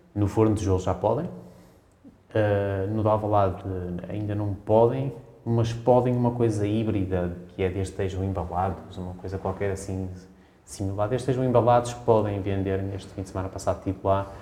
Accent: Braga, Norte, Portugal; now in Lisbon, Portugal; Eu sou bracarense

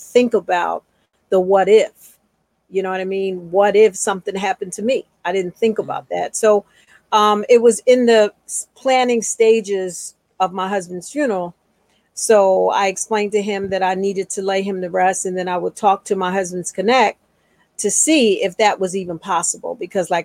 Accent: Philadelphia, Pennsylvania, United States; I'm from Philadelphia, where I am now. And I grew up in a two-parent household

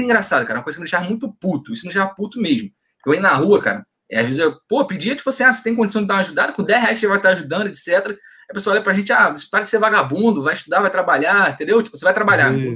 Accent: São Gonçalo, Rio de Janeiro, Brazil; sou de São Gonçalo

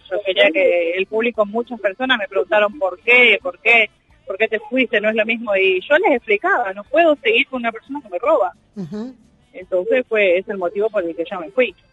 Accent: Villa de Mayo, Buenos Aires Province, Argentina; Sí. sí, bien de zona norte, que es lo que queremos.

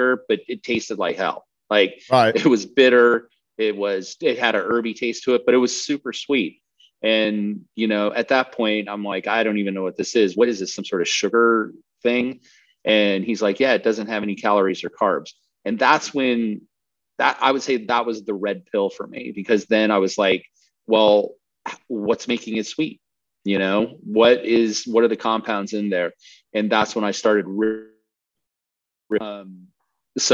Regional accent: Colorado, United States; I grew up in Colorado, so I skied

